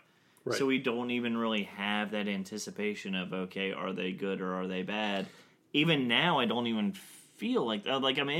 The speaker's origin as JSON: {"language": "English", "region": "the South", "country": "United States", "said": "I'm from the South."}